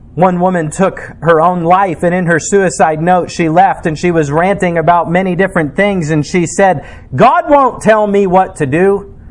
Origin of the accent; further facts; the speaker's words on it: United States; as an American